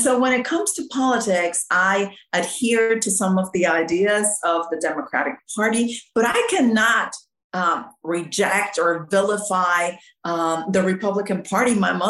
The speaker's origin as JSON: {"language": "English", "region": "Mexico City", "country": "Mexico", "tie": "born or raised there", "lives_now": "Austin, United States", "said": "No, I grew up in Mexico City where my parents were missionaries."}